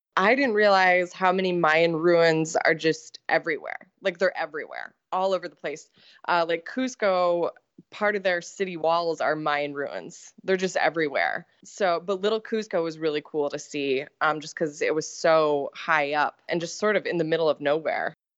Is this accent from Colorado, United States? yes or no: yes; Colorado, United States; I grew up in Colorado